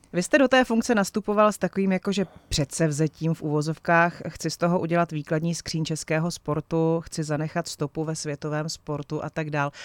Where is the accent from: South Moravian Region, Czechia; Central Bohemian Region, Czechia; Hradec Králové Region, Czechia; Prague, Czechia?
Hradec Králové Region, Czechia; Vrchlabí; pocházím z Vrchlabí, takže je to taková nějaká jako moje osobní i, i věc a domovina